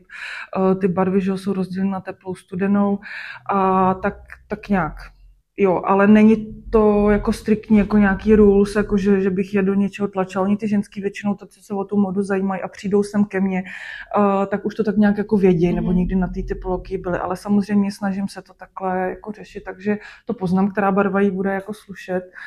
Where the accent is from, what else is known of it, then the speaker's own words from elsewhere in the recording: Klatovy, Plzeň Region, Czechia; moved away as an adult; also born or lived in Sušice; now in Plzeň, Czech Republic; narodila jsem se v Sušici. Aha. A do Klato jsme se přestěhovali, když mě bylo 12.